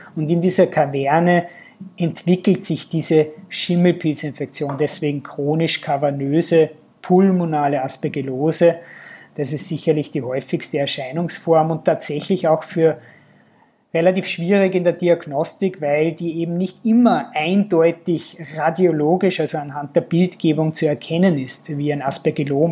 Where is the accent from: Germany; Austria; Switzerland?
Austria; also born or lived in Linz; bei uns in Österreich